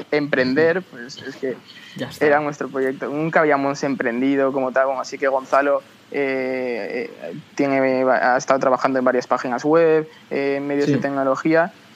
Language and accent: Spanish; Tres Cantos, Community of Madrid, Spain; somos de Tres Cantos, una ciudad a unos 20 kilómetros de Madrid